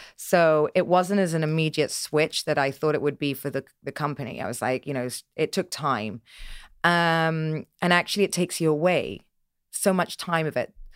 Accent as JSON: {"language": "English", "area": "Dorset", "region": "South West England", "country": "United Kingdom", "tie": "born or raised there", "said": "I grew up in Dorset in the middle of nowhere"}